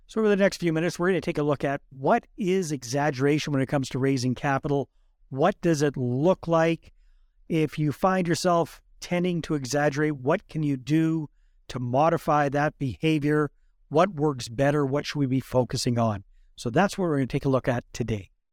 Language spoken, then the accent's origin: English; Fort St. John, British Columbia, Canada; moved away; I grew up up north around Fort Saint John